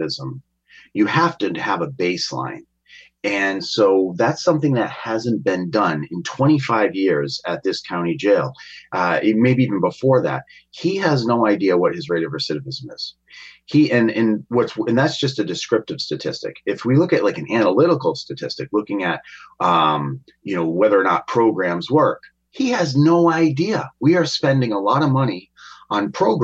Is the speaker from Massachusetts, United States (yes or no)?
yes; Attleboro, Massachusetts, United States; also born or lived in Taunton; I grew up in Attleboro